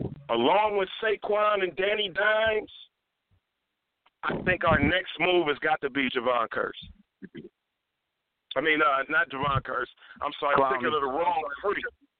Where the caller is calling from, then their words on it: Cleveland, Ohio, United States; I'm calling from Cleveland, Ohio